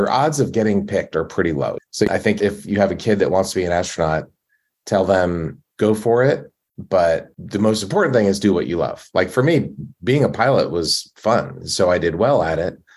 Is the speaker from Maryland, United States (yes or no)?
yes; Maryland, United States; I'm from Maryland